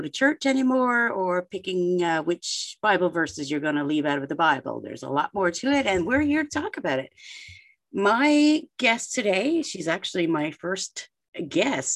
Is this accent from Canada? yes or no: yes; Canada; I'm Canadian